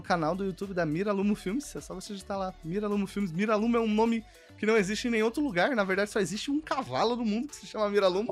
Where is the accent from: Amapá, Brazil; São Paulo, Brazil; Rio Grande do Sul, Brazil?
São Paulo, Brazil; also born or lived in Curitiba; Eu sou nascido em São Paulo. Minha família, minha família hoje mora em Mauá